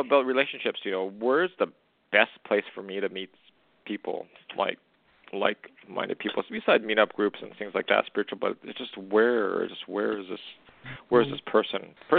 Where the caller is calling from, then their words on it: Canada; I'm calling from Canada.